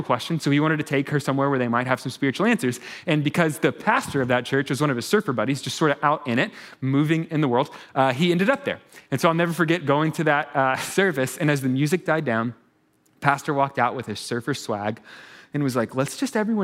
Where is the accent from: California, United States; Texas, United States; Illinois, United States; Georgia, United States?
Texas, United States; I'm from Texas. Turns out we have trail riding in Texas, right?